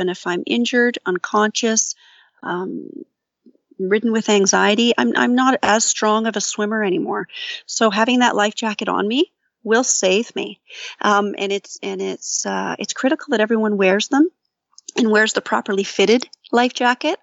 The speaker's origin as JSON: {"language": "English", "town": "St. Catharines", "region": "Ontario", "country": "Canada", "said": "I'm from Saint Catharines"}